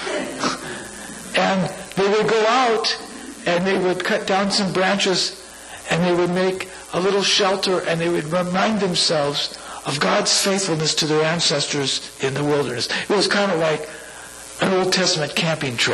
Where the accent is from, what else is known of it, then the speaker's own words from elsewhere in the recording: San Francisco, California, United States; my hometown, San Francisco